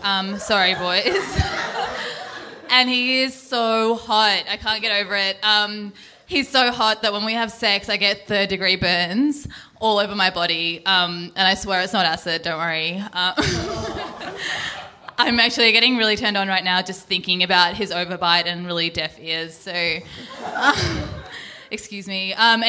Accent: India; I'm Indian, but I'm kind of basically white.

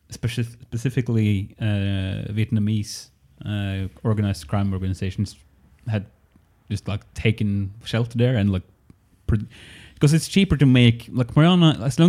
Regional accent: Norway; English is a second language; There's 15,000 people living in my home city.

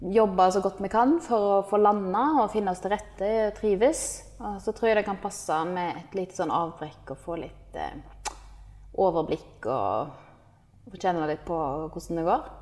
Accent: Norway; moved away as an adult; now in Indonesia; et sånn selvstendig liv som vi er vant med fra Norge

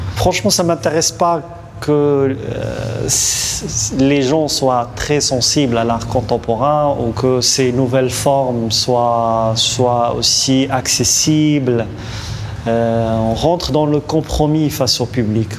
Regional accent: Morocco; je suis marocain

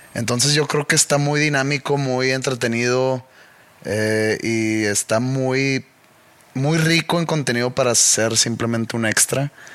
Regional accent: Mexico; moved away; siendo mexicano

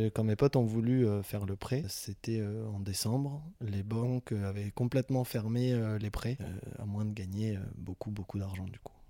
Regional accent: Toulouse, Occitania, France; on est toulousain

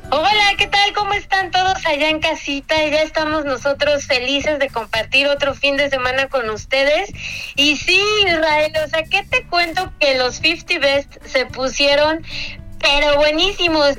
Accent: Mexico; como mexicanos

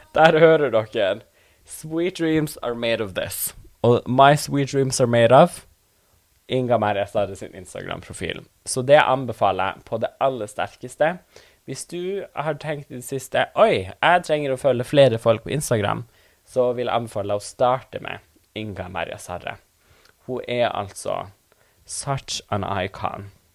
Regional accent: Tana, Troms og Finnmark, Norway; first language Northern Sami; Norwegian is a second language; Jeg er fra Tana i Finnmark

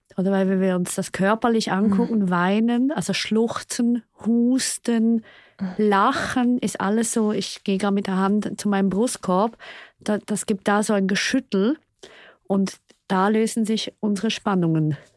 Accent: Switzerland; Ich bin ja Schweizerin

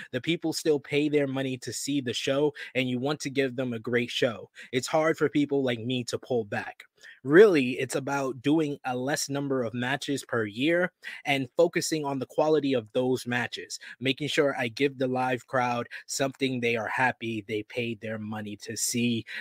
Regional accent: New York, United States; You know me as a New Yorker

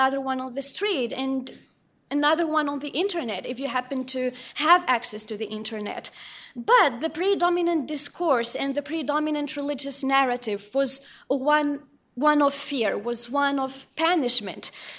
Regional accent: Morocco; some details and some stories of Amir that I personally had to experience growing up in Morocco.

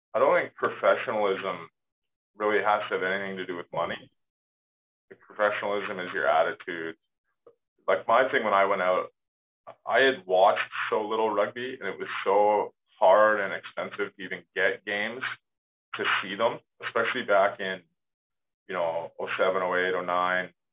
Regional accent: Canada; moved away as an adult; as a Canadian player

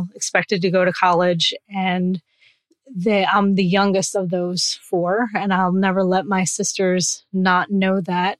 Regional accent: New Jersey, United States; I grew up in New Jersey, still live here

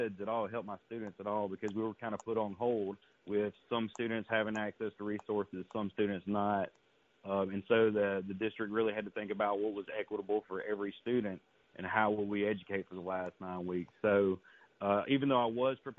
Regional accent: Louisville, Mississippi, United States; I am from Louisville, Mississippi

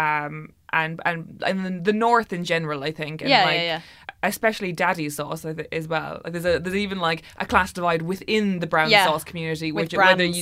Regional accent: Ireland; I'm middle class, but from Ireland

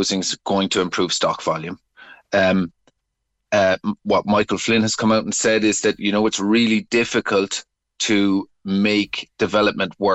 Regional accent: Bandon, Munster, Ireland; my hometown of Bandon

